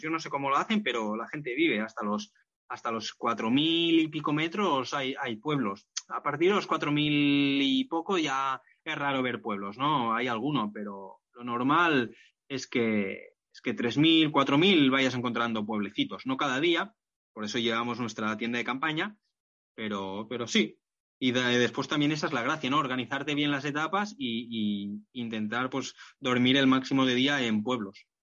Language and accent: Spanish; Barcelona, Catalonia, Spain; ahora en Barcelona, donde estoy y, de donde soy